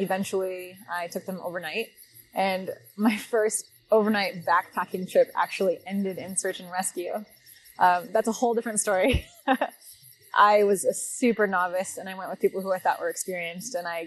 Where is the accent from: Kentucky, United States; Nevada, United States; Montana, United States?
Nevada, United States; Las Vegas; I grew up in Las Vegas, Nevada